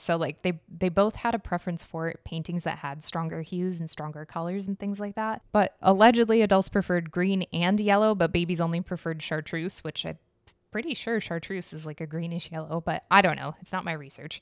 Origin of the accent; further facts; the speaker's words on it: United States; I'm American.